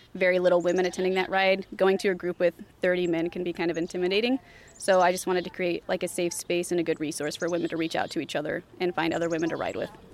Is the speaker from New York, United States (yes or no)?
no; California, United States; also born or lived in Iowa City; now in Des Moines, United States; I'm originally from California. I moved here from Iowa City uh, two years ago to Des Moines.